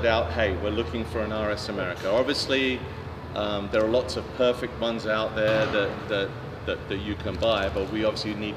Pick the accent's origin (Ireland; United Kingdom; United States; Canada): United Kingdom; London; moved away; I grew up in London